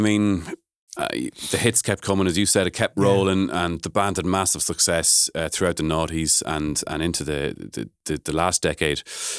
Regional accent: Sligo, Connacht, Ireland; as a Sligo man, same age as you guys.

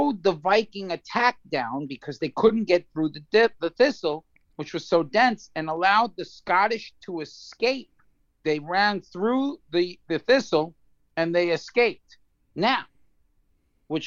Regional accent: New York, United States; I'm from New York

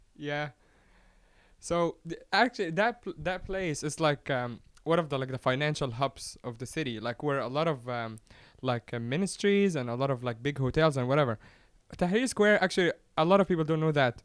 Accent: Giza, Giza Governorate, Egypt; I come from Giza, which is where the pyramids are.

